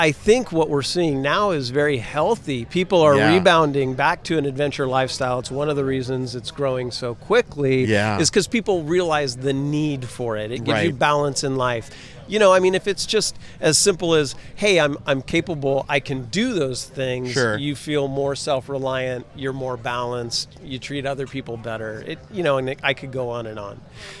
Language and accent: English; Humboldt County, California, United States; California born and raised.